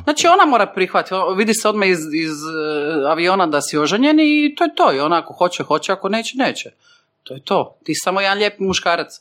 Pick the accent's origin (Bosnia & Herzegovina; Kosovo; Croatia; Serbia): Croatia; Šibenik, Šibenik-Knin County; now in Zagreb, Croatia; Šibenik, mama iz Vrpalja